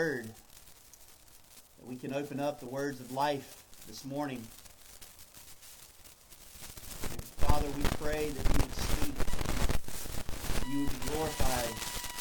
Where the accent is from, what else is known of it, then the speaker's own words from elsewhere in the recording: North Carolina, United States; moved away as an adult; now in South Florida, United States; my hometown there in North Carolina